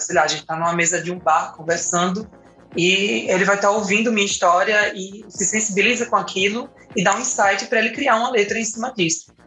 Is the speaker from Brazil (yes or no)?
yes; Paraíba, Brazil; now in Recife, Brazil; sou paraibana, mas moro em Recife